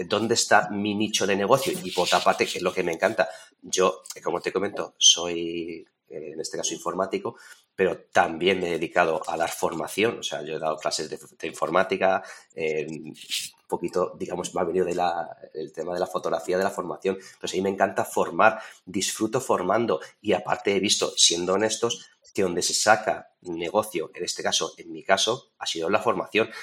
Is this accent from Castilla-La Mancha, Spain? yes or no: yes; Torrijos, Castilla-La Mancha, Spain; yo soy de Toledo, aquí de Torrijos, yo ya tengo mi casa